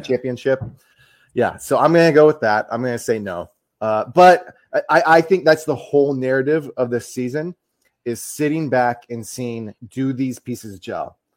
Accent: United States; as the American here

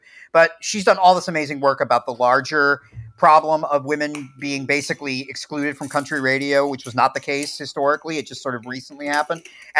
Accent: Wisconsin, United States; so I'm originally from Wisconsin and one of my friends there he took over his family farm

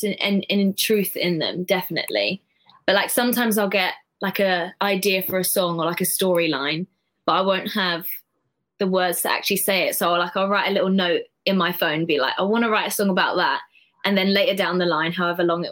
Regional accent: London, United Kingdom; London, born and raised, always been here

